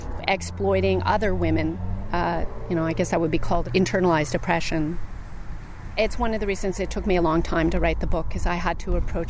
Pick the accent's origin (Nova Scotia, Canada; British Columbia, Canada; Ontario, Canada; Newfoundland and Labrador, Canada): Nova Scotia, Canada; experiences I had as a young woman growing up in Nova Scotia